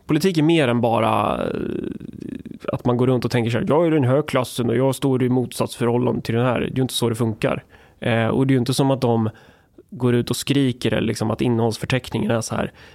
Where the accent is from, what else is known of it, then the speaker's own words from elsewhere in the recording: Närke, Sweden; jag är från Närke